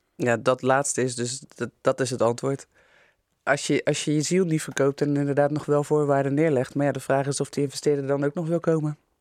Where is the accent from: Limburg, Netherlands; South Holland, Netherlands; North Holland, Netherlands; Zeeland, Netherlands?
South Holland, Netherlands; Rotterdam; we als Rotterdammers